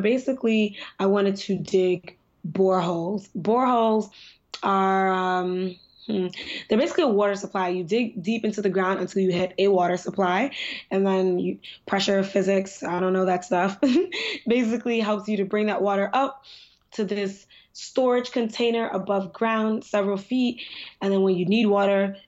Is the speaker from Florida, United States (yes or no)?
no; New York, United States; also born or lived in Nigeria; I'm pretty young, I think. I'm 23. I'm from New York